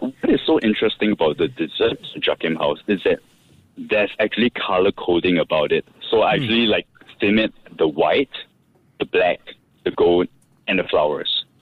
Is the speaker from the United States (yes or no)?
no; Singapore; growing up in Singapore, which is a cultural melting pot